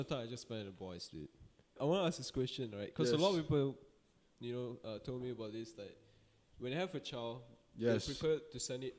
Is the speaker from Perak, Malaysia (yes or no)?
no; Johor, Malaysia; moved away as an adult; now in Kuala Lumpur, Malaysia; I'm from Johor, dude.